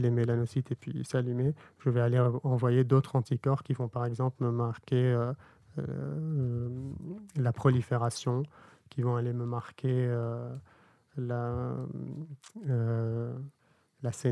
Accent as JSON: {"language": "French", "town": "Bordeaux", "region": "Nouvelle-Aquitaine", "country": "France", "said": "on est bordelais, quoi."}